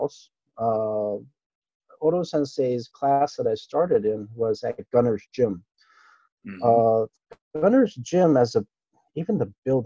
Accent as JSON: {"language": "English", "town": "Ginowan", "region": "Okinawa", "country": "Japan", "tie": "born or raised there", "first_language": "Japanese", "second_language": "English", "said": "Japanese was my first language. I am, you know, technically a local there. Born in Futenma, you know, with all local friends speaking the language"}